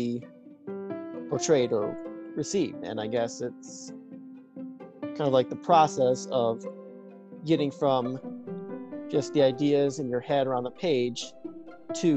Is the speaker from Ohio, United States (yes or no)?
yes; Medina, Ohio, United States; I'm from Medina, Ohio